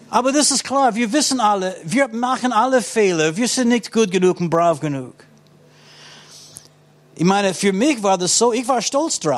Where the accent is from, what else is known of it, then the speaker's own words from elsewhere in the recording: United States; Ich muss sagen, auch in den meisten christlichen Ländern. Ich komme aus den USA.